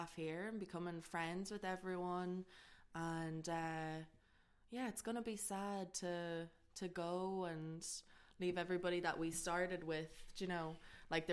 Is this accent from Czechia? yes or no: no; Blackrock, Ireland; I'm from Blackrock, so I grew up around here